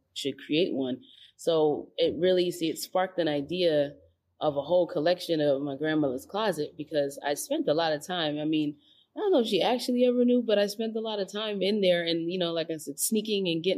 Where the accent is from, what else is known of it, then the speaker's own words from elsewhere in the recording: New York City, New York, United States; I grew up in the Bronx